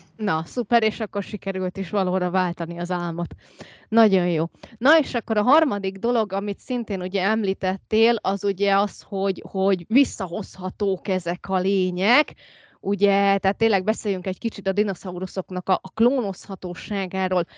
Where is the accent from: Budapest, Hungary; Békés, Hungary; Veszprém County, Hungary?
Veszprém County, Hungary; Úrkút; hát urkuti vagyok, amit van ajka mellett